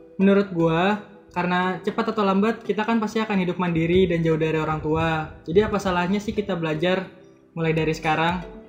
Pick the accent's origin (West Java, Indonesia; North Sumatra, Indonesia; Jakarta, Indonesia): Jakarta, Indonesia; gue sendiri sebenarnya lahir di dan besar di Jakarta